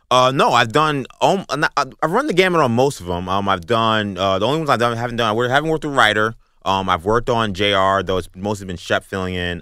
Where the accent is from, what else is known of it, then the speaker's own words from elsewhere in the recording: New York City, New York, United States; Grew up in Bayside, Queens.